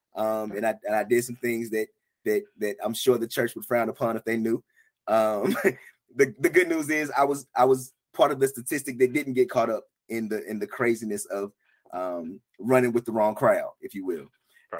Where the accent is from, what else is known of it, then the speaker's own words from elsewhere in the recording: about four hours from Charlotte, North Carolina, United States; also born or lived in Atlanta, Georgia; now in Charlotte, United States; I grew up about four hours from Charlotte, so maybe it was a North Carolina thing